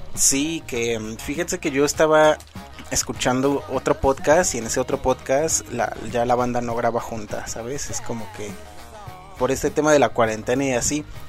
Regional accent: Mexico; uno siendo mexicano

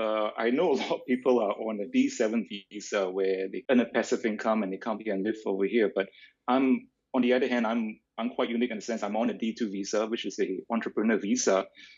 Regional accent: Singapore; moved away as an adult; also born or lived in Australia / Sydney, Australia / Bali / Bangkok; now in Lisbon, Portugal; I'm part Malay and part Chinese, in case you're wondering. I was born and raised in Singapore, then I moved out of Singapore in 2015. And since then, I've been living in Australia, but also I was based in other places around the world

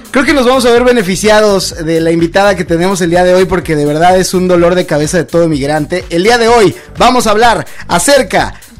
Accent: Mexico; yo soy mexicano y en México tenemos clases

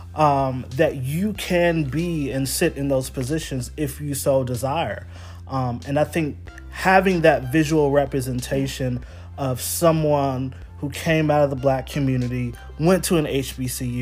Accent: Houston, Texas, United States; moved away as an adult; also born or lived in Dallas, Texas; now in Wilmington, United States; I'm born and raised in Houston, Texas, born and raised in Dallas.

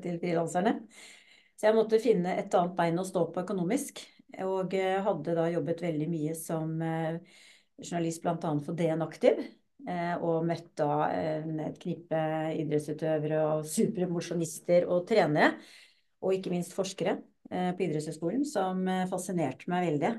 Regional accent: Lørenskog, Akershus, Norway; also born or lived in Drammen; Jeg er født i Drammen, faktisk. Ja. Og vokste opp på Lørenskog.

